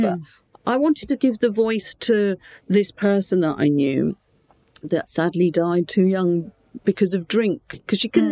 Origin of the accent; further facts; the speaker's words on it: Portsmouth, South East England, United Kingdom; accent: Portsmouth; moved away as an adult; now in Gibraltar; I just happened to be in Portsmouth